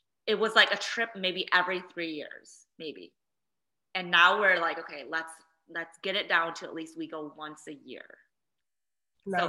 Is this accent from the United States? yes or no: yes; Midwest, United States; that was my first time on a plane and traveling to somewhere outside of the Midwest. And at that point, the only other place I'd gone to besides my hometown is Minnesota